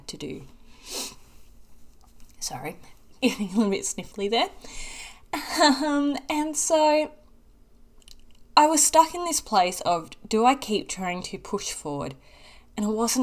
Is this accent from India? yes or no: no; Australia; accent: Australian; I'm in Australia, for those that don't know and couldn't pick up on my accent